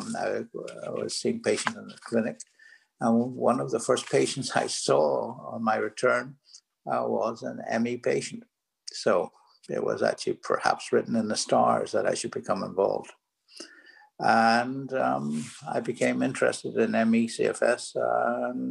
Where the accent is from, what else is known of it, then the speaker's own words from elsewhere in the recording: Belfast, Northern Ireland, United Kingdom; moved away as an adult; also born or lived in California; now in New York, United States; As you can hear from my accent, I'm originally from Belfast, Northern Ireland